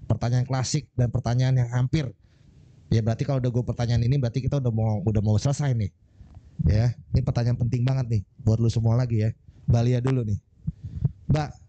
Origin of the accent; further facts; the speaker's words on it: Bekasi, West Java, Indonesia; BNC itu gue orang Bekasi ya bro.